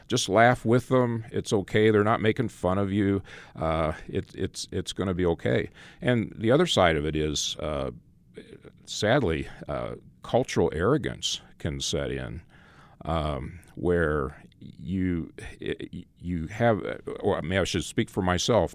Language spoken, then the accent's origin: English; Phoenix, Arizona, United States; moved away as an adult; also born or lived in Nebraska; now in Morton, United States; I grew up in Phoenix